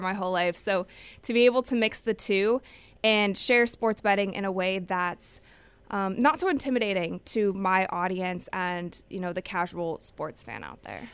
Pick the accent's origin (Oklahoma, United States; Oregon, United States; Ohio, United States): Ohio, United States; Cleveland; I will be going to Cleveland. That's my hometown